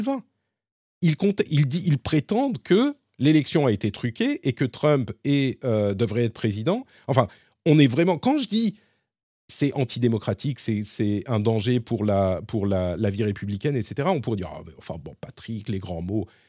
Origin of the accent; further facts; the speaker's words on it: France; chez nous en France